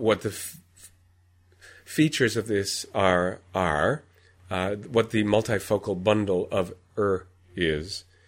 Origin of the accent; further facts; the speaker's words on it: United States; as an American